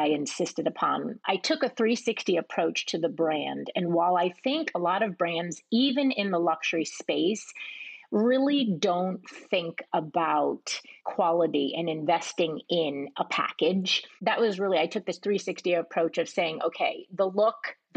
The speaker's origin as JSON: {"language": "English", "region": "East Coast", "country": "United States", "tie": "born or raised there", "also_born_or_lived": "Manhattan", "said": "I was raised on the East Coast and spent a lot of time in Manhattan as a child"}